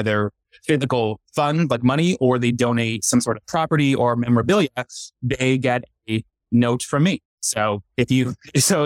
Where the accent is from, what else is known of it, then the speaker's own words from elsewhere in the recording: Northeast Pennsylvania, United States; moved away as an adult; also born or lived in Southern California; now in Chattanooga, United States; Growing up in Eastern Pennsylvania